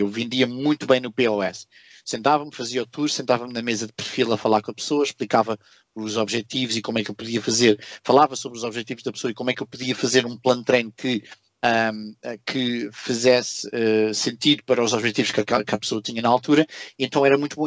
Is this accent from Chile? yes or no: no; Portugal; moved away as an adult; now in Singapore; eu quando saí de Portugal